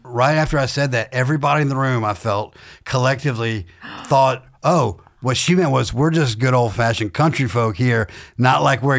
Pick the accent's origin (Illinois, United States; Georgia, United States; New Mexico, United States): Georgia, United States; Warm Springs; also born or lived in Baghdad, Iraq; so I was born in Baghdad, Iraq to Catholic parents, but I grew up in south middle Georgia in a town called Warm Springs, Georgia, a town of 500 people where I grew up on a farm.